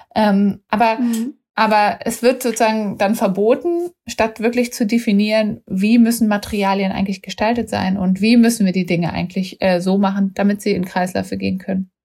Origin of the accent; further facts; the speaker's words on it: Germany; waren auch als Deutsche da immer so VorreiterInnen